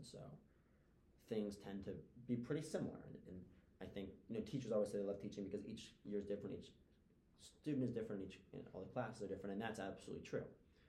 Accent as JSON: {"language": "English", "town": "Newton", "region": "Massachusetts", "country": "United States", "tie": "born or raised there"}